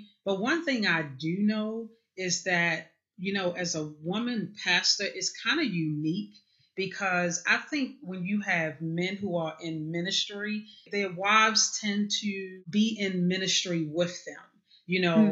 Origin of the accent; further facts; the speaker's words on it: Baltimore, Maryland, United States; now in Parkton, United States; I was born in Baltimore City. Right now I live in Parkton, Maryland, which is actually about 35, 40 minutes north of Baltimore City, but born and raised in Baltimore City